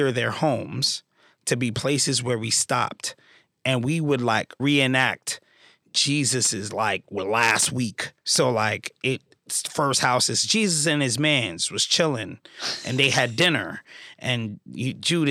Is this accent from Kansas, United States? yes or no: no; New York City, New York, United States; I'm from the Canarsie area of Brooklyn